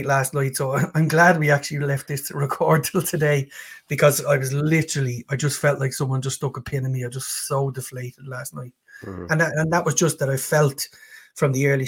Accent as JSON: {"language": "English", "country": "Ireland", "said": "being an Irishman"}